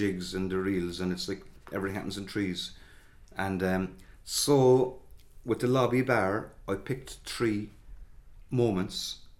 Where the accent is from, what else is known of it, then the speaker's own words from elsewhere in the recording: Cork, Munster, Ireland; And people are often ask me, am I from Mayfield? But no, I'm not, I'm from Wilton. But we spent our whole childhood getting the number 8 into town, which said Mayfield, Gert Alling on it.